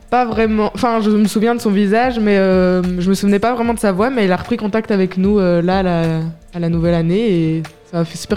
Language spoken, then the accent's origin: French; Dakar, Senegal; born there; je suis née au Sénégal, oui, à Dakar.